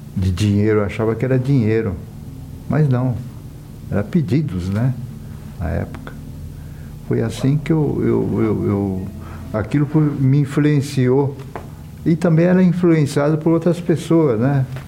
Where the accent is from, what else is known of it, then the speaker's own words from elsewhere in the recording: São Paulo, Brazil; vim da cidade do interior do estado de São Paulo, sou descendente japonesa e vim para São Paulo menino ainda